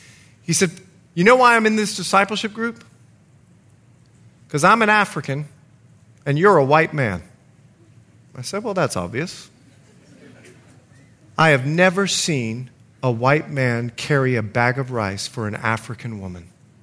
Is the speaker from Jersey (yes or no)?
no; Bahamas; also born or lived in United States; lived in many countries. In fact, I'm Bahamian. And once you get to know me, I'm more Bahamian than I am American.